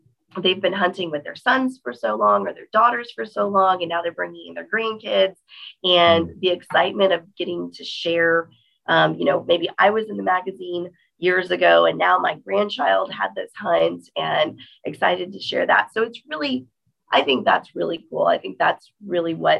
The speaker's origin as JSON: {"language": "English", "region": "Texas", "country": "United States", "said": "I'm from Texas"}